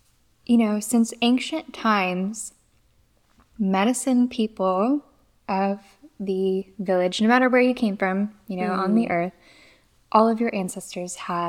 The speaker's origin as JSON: {"language": "English", "region": "Mississippi", "country": "United States", "also_born_or_lived": "Louisiana / Florida", "said": "No, I'm from Mississippi, Louisiana, and Florida."}